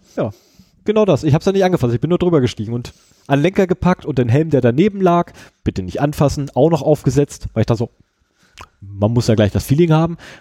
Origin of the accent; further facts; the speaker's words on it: Germany; ich komme aus Deutschland